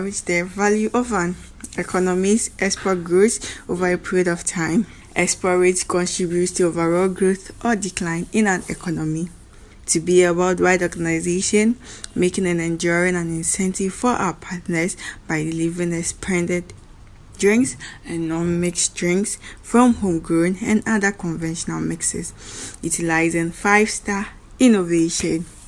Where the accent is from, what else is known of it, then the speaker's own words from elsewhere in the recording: Ghana; I'm from Ghana.